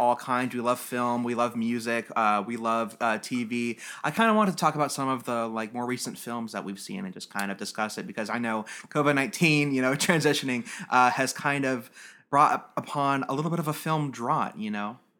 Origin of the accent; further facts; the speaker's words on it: United States; as an American